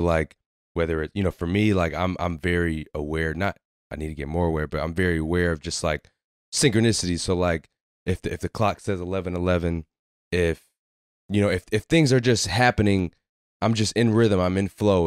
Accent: Waterbury, Connecticut, United States; moved away as an adult; we grew up in Waterbury, so we grew up playing basketball together

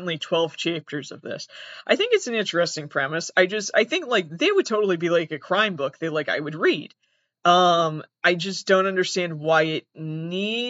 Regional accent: Massachusetts, United States; I'm from Massachusetts. Here we call it soccer

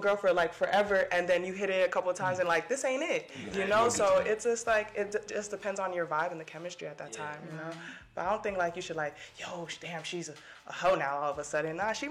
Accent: Delray Beach, Florida, United States; we from Delray.

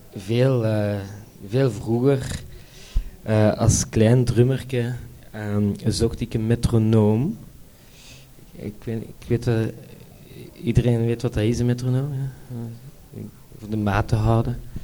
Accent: Brussels, Brussels-Capital Region, Belgium; ik kom uit Brussel

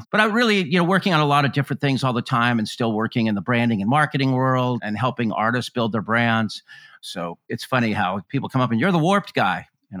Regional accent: Claremont, California, United States; I grew up in Claremont, California, which is east of Los Angeles, about an hour. There wasn't really a scene out there.

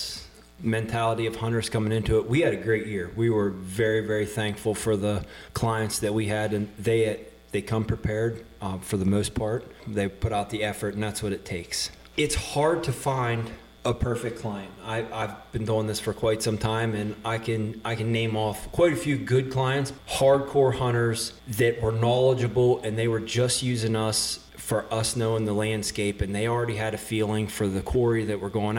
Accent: United States; moved away; also born or lived in Maryland / West Virginia; growing up in Maryland and in West Virginia

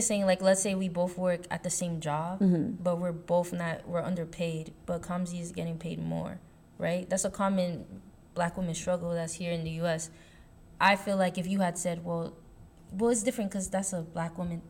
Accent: Haiti; And my accent is not that strong, so it's just like. I feel like black is like, okay, yeah, I'm a black person, but I'm Haitian.

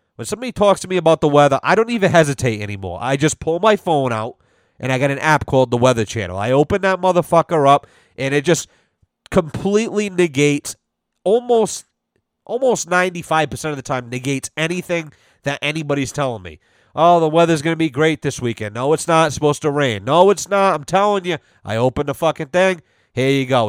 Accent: Rhode Island, United States; moved away; I'm originally from Rhode Island.

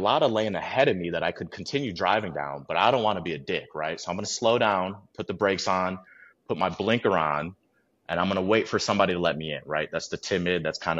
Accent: Midwest, United States; Obviously growing up in the Midwest, you're in more built environments where, nature is nice to you in the summer and springtime and maybe the fall, and then it's harsh for those other ones.

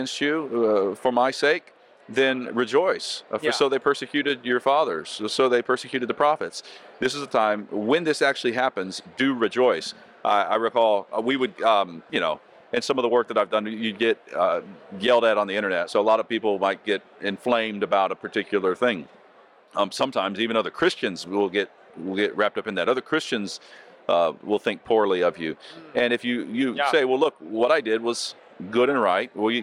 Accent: Florida, United States; where I grew up in Florida

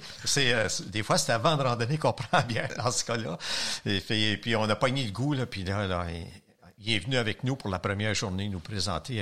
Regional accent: Longueuil, Quebec, Canada; j'étais de la Rive-Sud, je suis encore à la même place, près de Macailleville

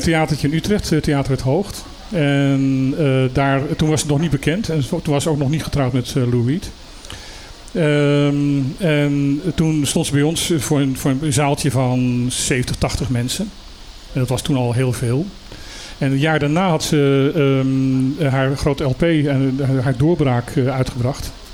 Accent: Suriname; moved away; Ik heb mijn jeugd in Suriname doorgezeten.

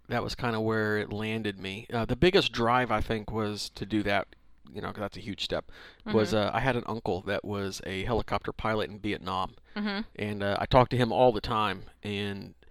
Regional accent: Missouri, United States; moved away as an adult; I was born in Missouri.

